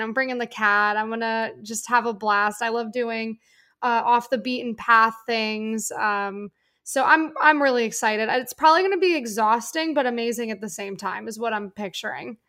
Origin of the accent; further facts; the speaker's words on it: Northeast, United States; I'm from the Northeast